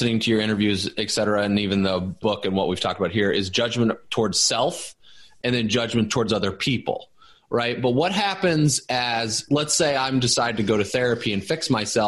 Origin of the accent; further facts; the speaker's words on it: Indiana, United States; I grew up in Indiana